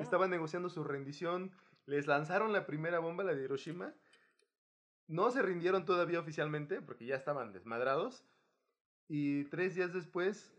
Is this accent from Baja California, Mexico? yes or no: no; Guerrero, Mexico; moved away; de Chilpancingo a, a, mi pueblo